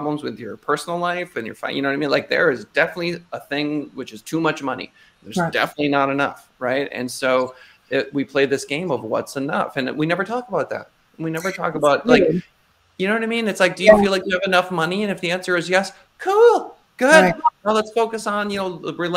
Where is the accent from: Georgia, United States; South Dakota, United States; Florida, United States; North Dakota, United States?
North Dakota, United States; growing up in North Dakota